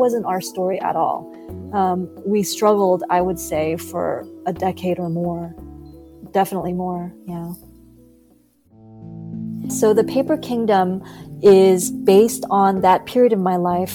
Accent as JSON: {"language": "English", "town": "Los Angeles", "region": "California", "country": "United States", "tie": "born or raised there", "also_born_or_lived": "South Korea", "said": "I grew up here in Los Angeles, but I spent the first 2 years of my life in South Korea, which is where I was born"}